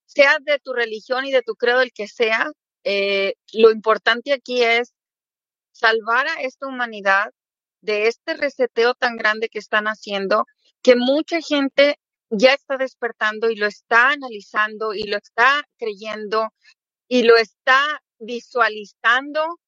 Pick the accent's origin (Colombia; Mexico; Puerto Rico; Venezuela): Mexico; moved away as an adult; now in Florida, United States; Yo soy mexiquense